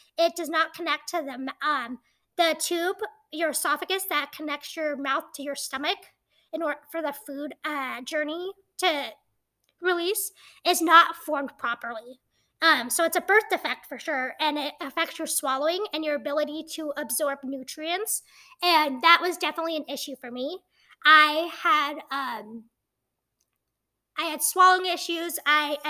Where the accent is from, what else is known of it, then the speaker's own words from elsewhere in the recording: Montana, United States; I was born in Montana